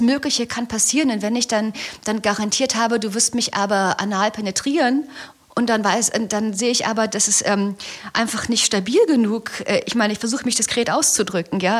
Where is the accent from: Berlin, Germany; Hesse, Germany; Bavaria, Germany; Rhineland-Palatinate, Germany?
Berlin, Germany; ich komme aus Berlin